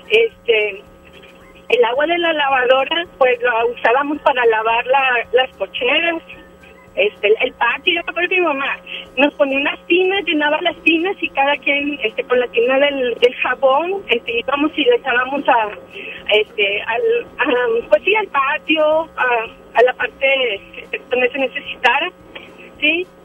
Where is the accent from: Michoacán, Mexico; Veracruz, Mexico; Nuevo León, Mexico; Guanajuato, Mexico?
Nuevo León, Mexico; Monterrey; yo soy regia desde que nací.